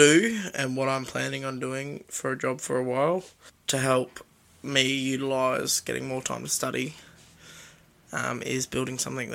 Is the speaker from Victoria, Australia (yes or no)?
no; Sunshine Coast, Queensland, Australia; where I grew up on the Sunshine Coast